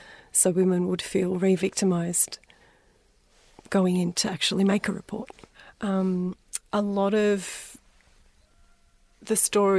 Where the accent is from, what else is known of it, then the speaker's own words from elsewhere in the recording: North Macedonia; or I'm from Macedonia, growing up I was called a wog.